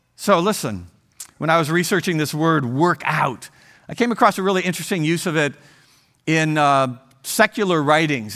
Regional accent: Ohio, United States; moved away as an adult; I grew up in Ohio, and we raised our family there, and in our fifties, we left Ohio

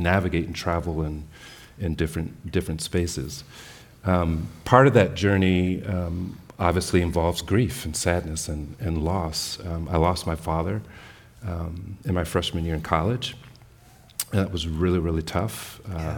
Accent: San Francisco, California, United States; born or raised there

